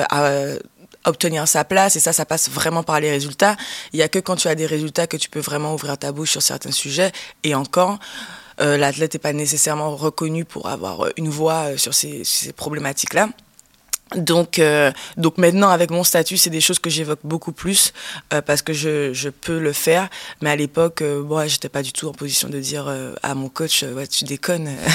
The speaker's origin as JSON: {"language": "French", "country": "Guadeloupe", "tie": "born or raised there", "said": "J'ai grandi en Guadeloupe."}